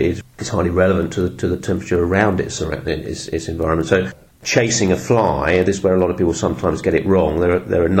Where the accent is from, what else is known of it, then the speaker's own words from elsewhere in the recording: London, United Kingdom; So I moved back to this village, which is where I grew up in North London